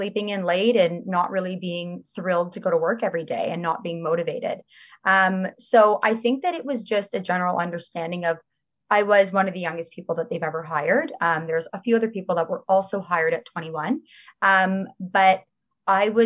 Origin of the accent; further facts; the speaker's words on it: Toronto, Ontario, Canada; I grew up in Chaplin Estates.